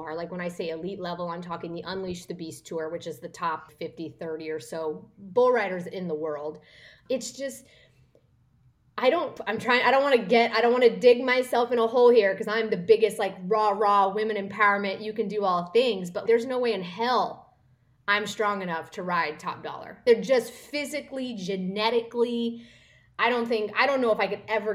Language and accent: English; northeastern Kansas, United States; moved away as an adult; also born or lived in Oklahoma / Dallas, Texas; I grew up in Kansas, in a small town in northeastern Kansas.